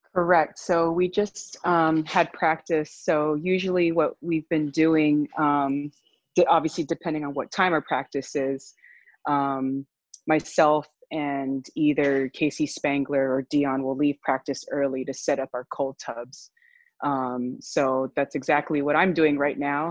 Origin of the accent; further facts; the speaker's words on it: Honolulu, Hawaii, United States; moved away as an adult; also born or lived in California; I'm originally from Honolulu, Hawaii